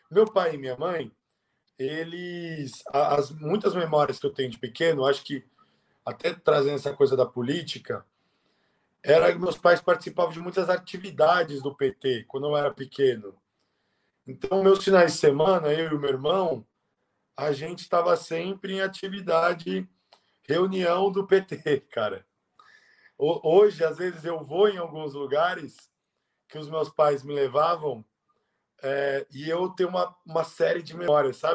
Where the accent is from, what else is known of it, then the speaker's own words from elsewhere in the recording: São Paulo, Brazil; born there; Eh, nasci em São Paulo mesmo.